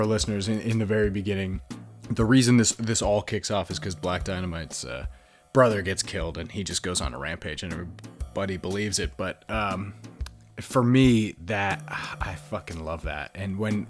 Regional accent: United States; now in England; as an American, when I came over to England

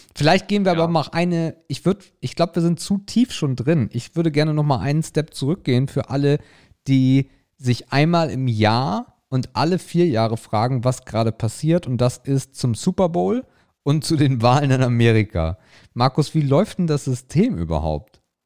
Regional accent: Germany; bei uns in Deutschland

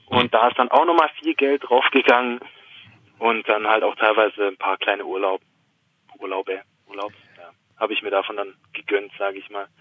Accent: Swabia, Baden-Württemberg, Germany; accent: Swabian; dann kommt das Schwäbische schon ein bisschen raus

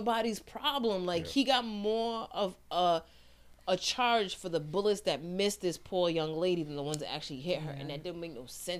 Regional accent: Rhode Island, United States; we're from Rhode Island, where we remember Cornell Young getting killed.

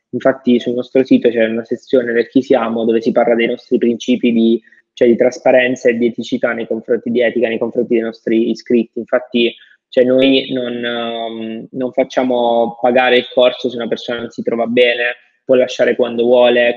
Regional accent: the South, Southern Italy, Italy; vengo da, dal sud, vengo da lì

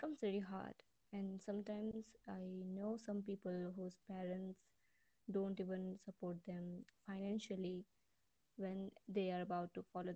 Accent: East India, India; from India

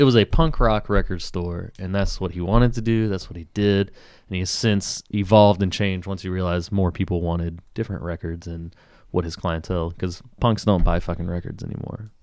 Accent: Tupelo, Mississippi, United States; moved away; I grew up in Tupelo, Mississippi

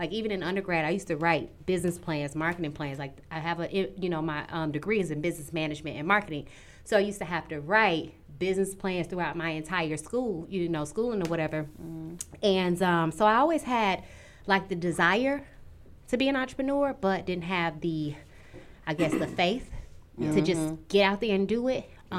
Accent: Chicago, Illinois, United States; I'm from Chicago, born and raised.

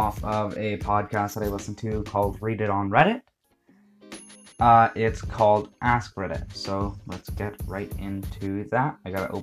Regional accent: Canada; I'm from Canada.

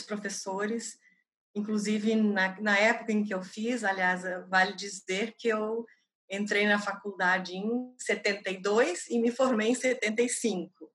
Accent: Novo Hamburgo, Rio Grande do Sul, Brazil; Nasci em Novo Hamburgo, uma pequena cidade do Rio Grande do Sul, bem próxima de Porto Alegre.

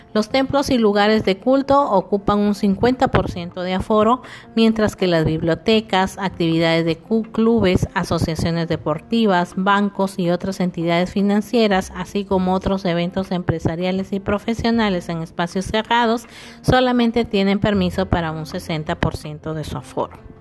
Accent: Piura, Peru; nuestro Piura querido

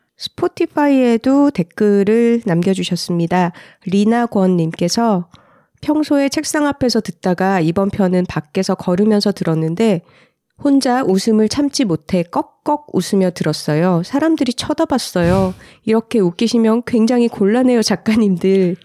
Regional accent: Gyeongsang, South Korea; accent: Gyeongsang dialect; 제가 어릴 때 경상도 사투리에서 많이 쓰던 말

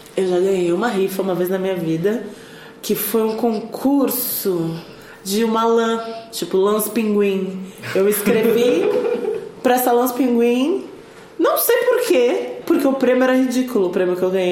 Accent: São Lourenço, Minas Gerais, Brazil; perto da minha cidade, ali, ao redor da minha cidade, que é São Lourenço

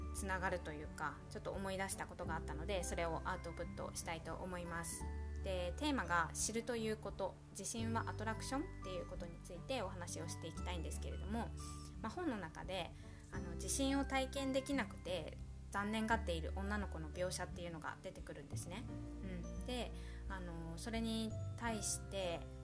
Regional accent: Japan; 地震が多い国日本で生まれ育っている

